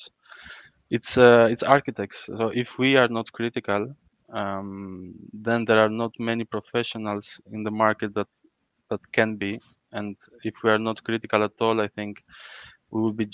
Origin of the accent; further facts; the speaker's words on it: Crete, Greece; I grew up in Creta